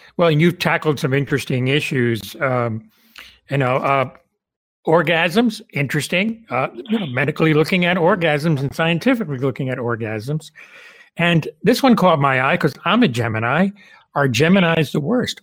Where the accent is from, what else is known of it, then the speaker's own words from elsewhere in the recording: Cuba; moved away; I was born in Cuba